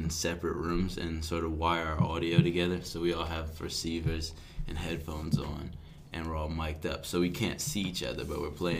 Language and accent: English; Philadelphia, Pennsylvania, United States; I'm from Philly. I think that comes across a lot in a lot of things I do.